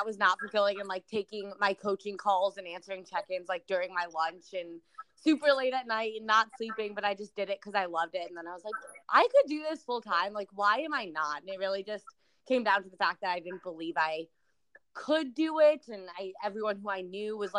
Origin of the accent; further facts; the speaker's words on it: Chicago, Illinois, United States; moved away as an adult; now in San Diego, United States; I'm originally from Chicago, which I'm actually home visiting my family right now